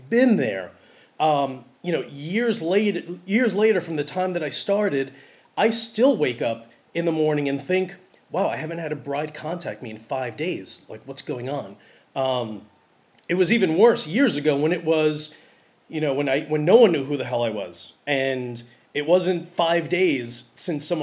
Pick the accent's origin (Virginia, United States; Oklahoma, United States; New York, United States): New York, United States; New York City; I'm from New York City